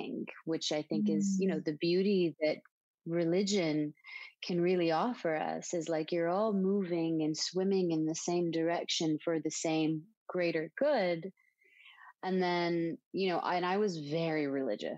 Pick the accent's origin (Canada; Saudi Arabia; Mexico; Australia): Saudi Arabia; Dhahran, Eastern Province; moved away as an adult; now in Los Angeles, United States; I'm from Saudi Arabia. I was born and raised there. I grew up in such an interesting place called Saudi Aramco